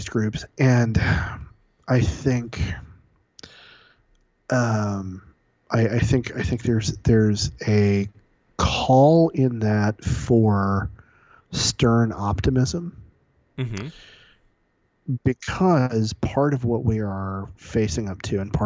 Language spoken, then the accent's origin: English; San Diego, California, United States; moved away; growing up in Reagan country, in a suburb in San Diego, California, a neighborhood called Scripps Ranch.